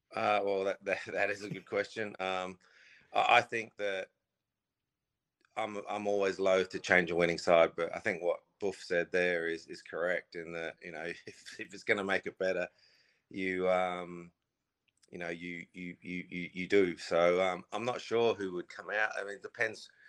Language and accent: English; Australia; moved away; I grew up in Australia